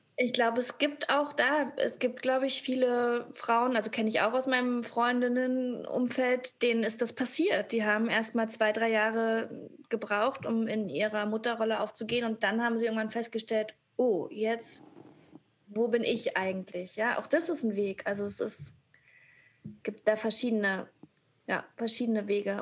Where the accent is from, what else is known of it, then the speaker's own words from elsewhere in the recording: GDR, East Germany, Germany; ich bin auch äh, in der DDR geboren